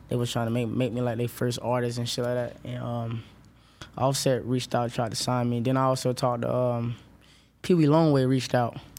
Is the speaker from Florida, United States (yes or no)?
yes; Orlando, Florida, United States; I'm from Orlando, West Orlando